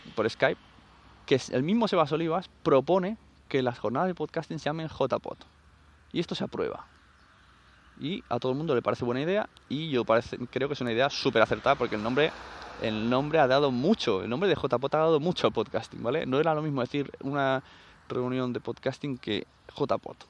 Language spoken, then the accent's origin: Spanish; Catalonia, Spain